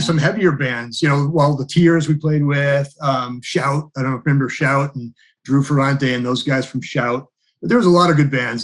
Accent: Haverhill, Massachusetts, United States; also born or lived in Pennsylvania; now in Topsfield, United States; I grew up in Haverhill, Mass.

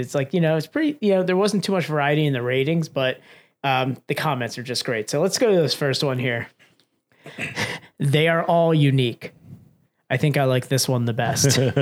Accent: Pennsylvania, United States; we're from Pennsylvania

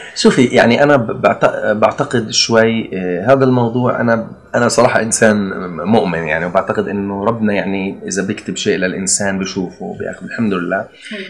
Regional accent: Palestine; عندنا بفلسطين

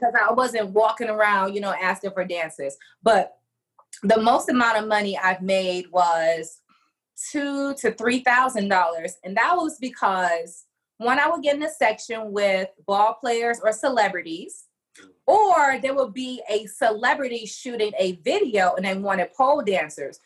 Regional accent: Detroit, Michigan, United States; back to Detroit, my hometown

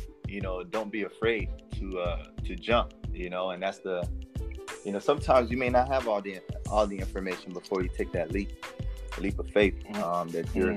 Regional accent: Riviera Beach, Florida, United States; moved away as an adult; also born or lived in Haiti (ancestry); now in Washington State, United States; I'm from Riviera Beach, Florida

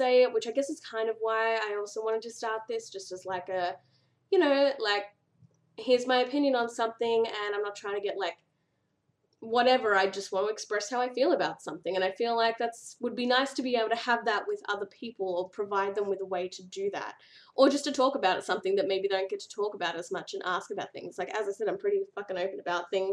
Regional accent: Australia; accent: Australian; also born or lived in Victoria, Australia; And in case you couldn't tell, I'm from Australia. So that's where the whiny nasally accent comes from.

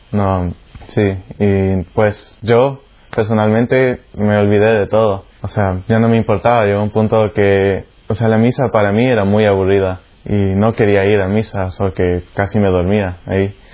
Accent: Canada; also born or lived in El Salvador; Pues yo nací en El Salvador, un país ahí debajo de Guatemala que está debajo de México. Y pues a los ocho años me mudé a Canadá con mis padres y mis tres hermanas.

